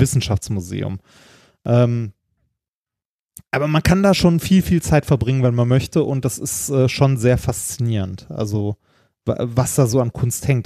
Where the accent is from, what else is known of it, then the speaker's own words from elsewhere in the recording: Essen, North Rhine-Westphalia, Germany; in meine alte Heimat zurückkomme, mhm. ne, nach Essen, in den Stadtteil, wo ich aufgewachsen bin